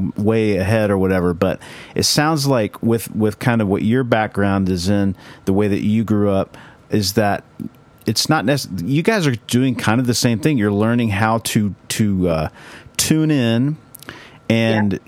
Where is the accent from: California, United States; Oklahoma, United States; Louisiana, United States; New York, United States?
Oklahoma, United States; Bible Belt; living in Oklahoma that you know we we grew up in the Bible Belt